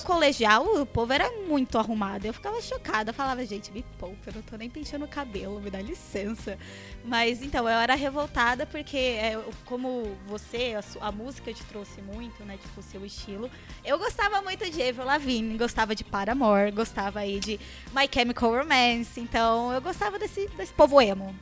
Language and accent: Portuguese; Ribeirão Preto, São Paulo, Brazil; born or raised there; now in São Paulo, Brazil